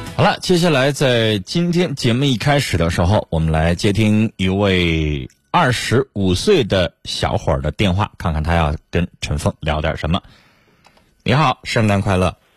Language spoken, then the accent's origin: Chinese; China; 我们中国人